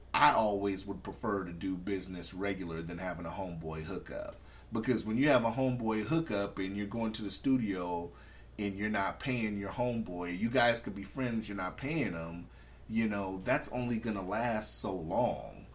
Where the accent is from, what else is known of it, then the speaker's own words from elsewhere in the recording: California, United States; also born or lived in Anchorage; we're from California